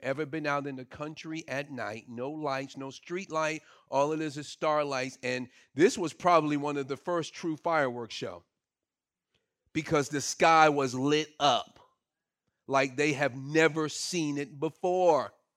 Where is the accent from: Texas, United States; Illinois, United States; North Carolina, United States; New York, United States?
New York, United States; Brooklyn; moved away; I grew up in Brooklyn and all of my experience was city